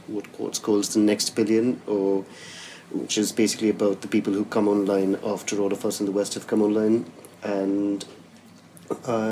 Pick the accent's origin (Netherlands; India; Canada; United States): India; now in London, United Kingdom; as an Indian who lives in London